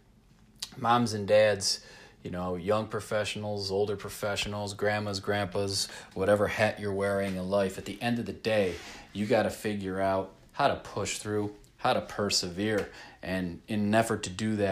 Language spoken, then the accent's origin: English; Rochester, New York, United States; I'm a schmuck from Rochester, New York